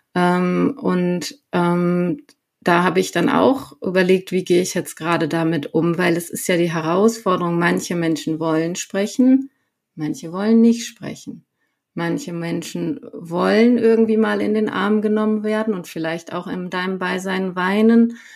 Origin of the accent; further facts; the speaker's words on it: Sauerland, North Rhine-Westphalia, Germany; moved away as an adult; now in Herrsching am Ammersee, Germany; ich komme ursprünglich aus dem Sauerland, also Nordrhein-Westfalen. Ähm, genau, und komme da eigentlich aus so einem kleinen Ort, Freinol heißt der, nicht besonders bekannt ähm, und äh, bin dort halt quasi aufgewachsen bei meinem Vater